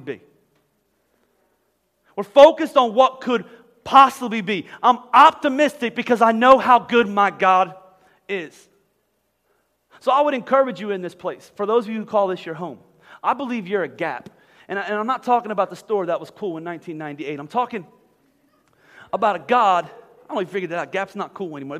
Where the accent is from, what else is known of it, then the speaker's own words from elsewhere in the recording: Boyertown, Pennsylvania, United States; moved away as an adult; also born or lived in Philadelphia, Pennsylvania; I'm from Philly. I tell you about I was from Boyertown. I'm from Philly